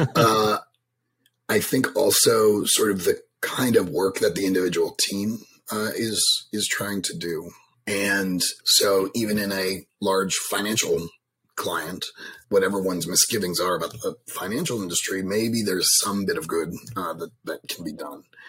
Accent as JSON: {"language": "English", "town": "New York City", "region": "New York", "country": "United States", "tie": "born or raised there", "moved": "as an adult", "lives_now": "Washington, D.C., United States", "said": "I grew up in Manhattan"}